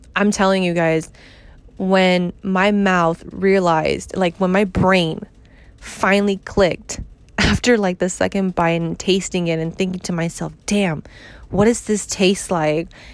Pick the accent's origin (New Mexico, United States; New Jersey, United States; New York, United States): New York, United States; I'm from New York